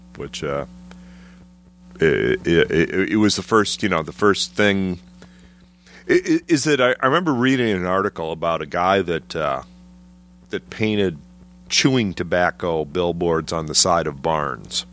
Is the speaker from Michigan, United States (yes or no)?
yes; Trenton, Michigan, United States; moved away as an adult; also born or lived in Chicago, Illinois; now in Chicago area, United States; Grew up south of Detroit, but I was, uh, Trenton, Michigan